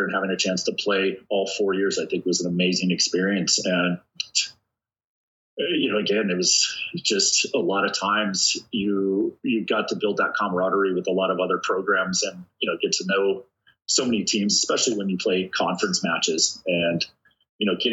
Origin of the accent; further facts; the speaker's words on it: Hawaii, United States; moved away; growing up in Hawaii where I'm being chased by a bunch of Samoan guys